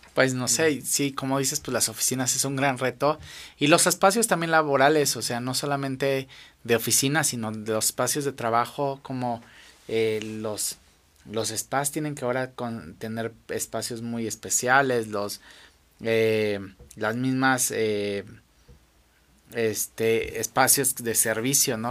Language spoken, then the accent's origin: Spanish; Mexico; como mexicano